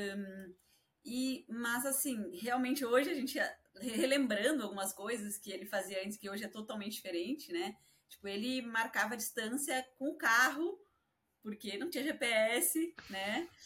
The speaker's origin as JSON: {"language": "Portuguese", "town": "Porto Alegre", "region": "Rio Grande do Sul", "country": "Brazil", "tie": "born or raised there", "moved": "yes", "said": "A minha família lá em Porto Alegre"}